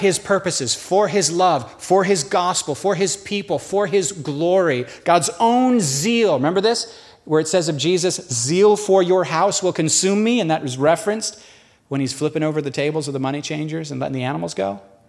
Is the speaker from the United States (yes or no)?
yes; New York, United States; We're from New York, baby. We're survivors.